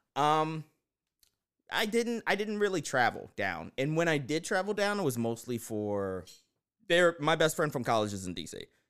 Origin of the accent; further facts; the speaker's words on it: Baltimore, Maryland, United States; I am from Baltimore